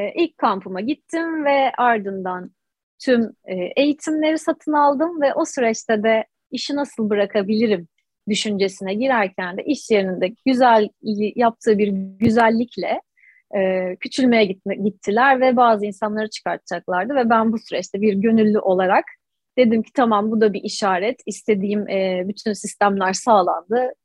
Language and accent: Turkish; Istanbul, Turkey; 89 ee, yılı İstanbul doğumluyum. İstanbul Anadolu yakasında doğdum, büyüdüm, yetiştim.